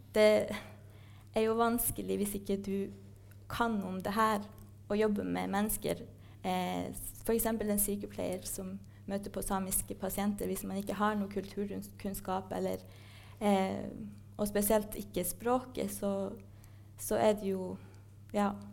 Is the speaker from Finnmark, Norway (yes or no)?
yes; Kautokeino, Finnmark, Norway; moved away as an adult; now in Trondheim, Norway; jeg vokste opp i Kautokeino